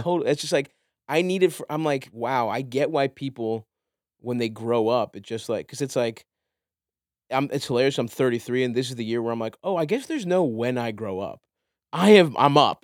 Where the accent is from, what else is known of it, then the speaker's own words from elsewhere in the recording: Baltimore, Maryland, United States; I grew up in Baltimore.